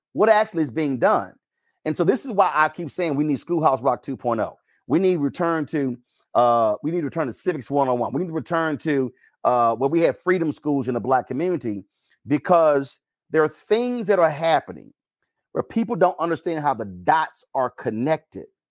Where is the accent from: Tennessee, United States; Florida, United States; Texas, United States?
Texas, United States; I'm from Texas